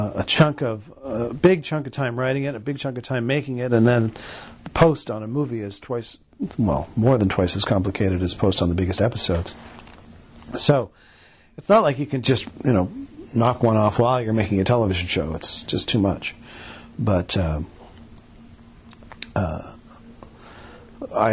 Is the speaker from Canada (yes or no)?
yes; Canada; we're Canadian